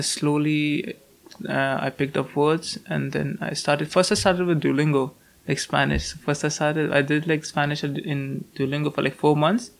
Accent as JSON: {"language": "English", "region": "Delhi", "country": "India", "second_language": "English", "moved": "as an adult", "lives_now": "Stirling, United Kingdom", "said": "I'm from Delhi, which is like thrice the size of London"}